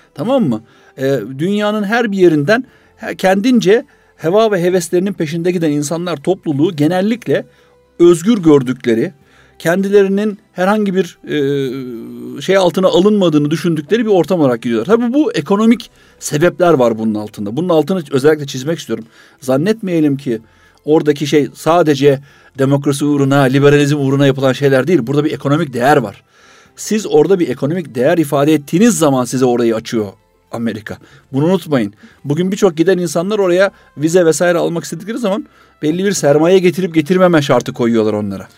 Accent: İzmit, Kocaeli, Turkey; ben İzmitliyim

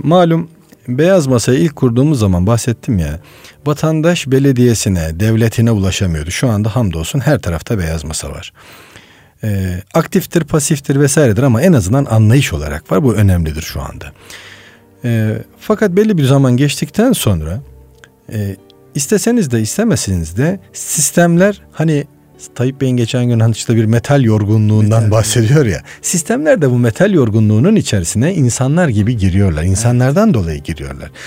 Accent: Of, Trabzon, Turkey; moved away; also born or lived in Istanbul; Trabzon Uf doğumluyum.

